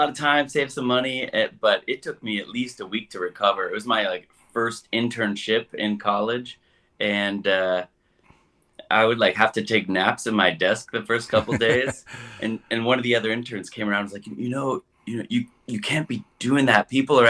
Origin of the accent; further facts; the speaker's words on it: South Bend, Indiana, United States; So I grew up in South Bend, Indiana.